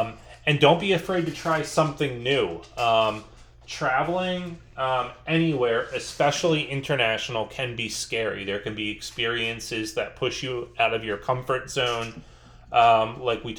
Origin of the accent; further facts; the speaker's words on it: New Jersey, United States; I'm from New Jersey